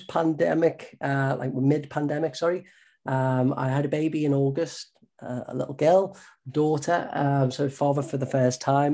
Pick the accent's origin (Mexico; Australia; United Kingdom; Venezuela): United Kingdom; the Wirral, North West England; moved away as an adult; also born or lived in Cambridge; you might have from the accent, I'm from the Northwest, so the Wirral, attended the local school there